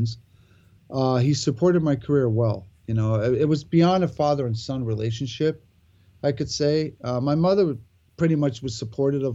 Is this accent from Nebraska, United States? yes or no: no; Santa Monica, California, United States; also born or lived in Australia; I was born and raised in Santa Monica, California.